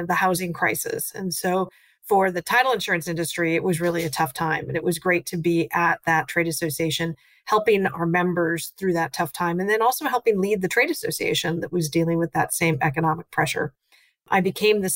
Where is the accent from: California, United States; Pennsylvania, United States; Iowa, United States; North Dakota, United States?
North Dakota, United States; moved away as an adult; now in Washington, D.C., United States; I grew up in North Dakota on a farm